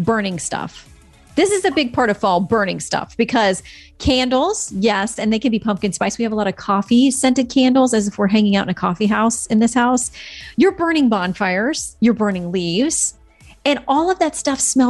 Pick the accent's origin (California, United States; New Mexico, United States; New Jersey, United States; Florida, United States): Florida, United States; moved away; I'm from Florida